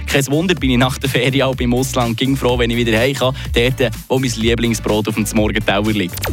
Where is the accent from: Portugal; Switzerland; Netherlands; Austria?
Switzerland; Ist ja schließlich auch ein sehr beliebtes Brot hier bei uns in der Schweiz.